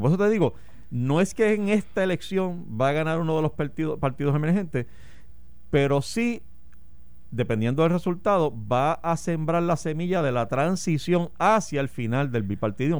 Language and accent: Spanish; Puerto Rico